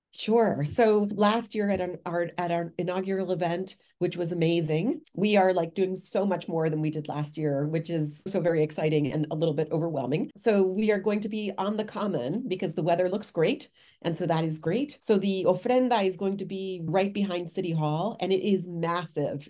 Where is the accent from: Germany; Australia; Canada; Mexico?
Mexico; now in Worcester, United States; my home country of Mexico